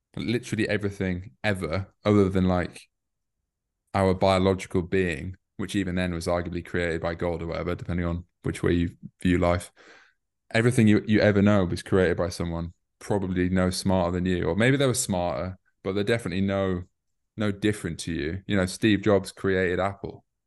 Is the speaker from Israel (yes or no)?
no; York, Yorkshire and the Humber, United Kingdom; moved away as an adult; also born or lived in Newcastle; now in London, United Kingdom; I'm from the north, I'm from York